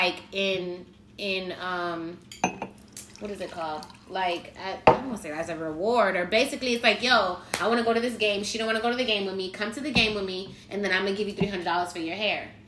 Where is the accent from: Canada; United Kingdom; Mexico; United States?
United States; Miami, Florida; moved away; I'm from Miami